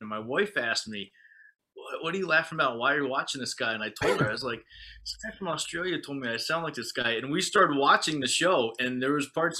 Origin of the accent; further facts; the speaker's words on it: United States; moved away; I'm from America originally